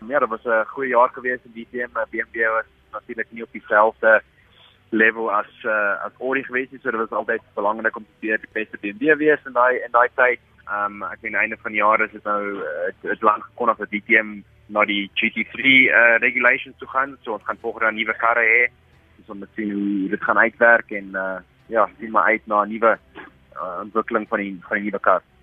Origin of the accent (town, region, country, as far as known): South Africa; moved away